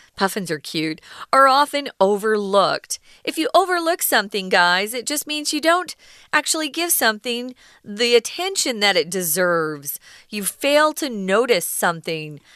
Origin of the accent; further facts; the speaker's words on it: Arizona, United States; where I'm from, I grew up in Arizona.